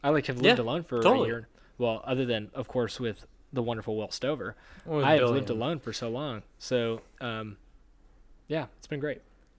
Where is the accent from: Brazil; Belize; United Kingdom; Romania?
Romania; And I like sausage, and I'm from Romania, so I'm going to call myself the Sausage King.